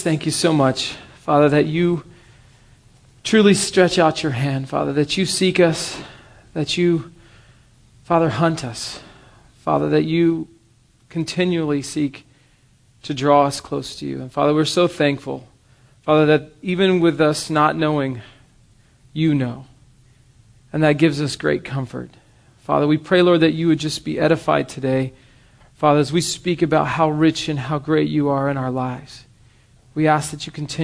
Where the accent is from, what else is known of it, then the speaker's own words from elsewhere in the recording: the South, United States; Growing up in the South, and I was at church every moment of every day that I can remember as a young child